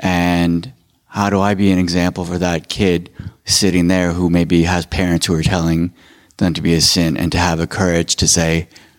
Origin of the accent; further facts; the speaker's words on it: Davenport, Iowa, United States; because I grew up in Davenport, Iowa, and it was a sin to be gay.